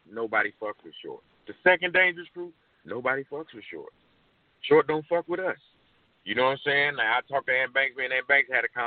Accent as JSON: {"language": "English", "town": "Oakland", "region": "California", "country": "United States", "said": "Uh, I'm from I'm from Acorn."}